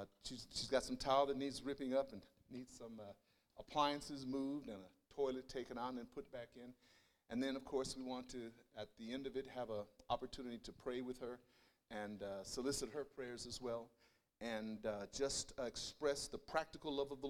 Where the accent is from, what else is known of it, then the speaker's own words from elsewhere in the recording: Denver, Colorado, United States; born there; First of all … I was born in Denver, Colorado, educated at the University of Colorado, and did my master's of systematic theology at Denver Seminary.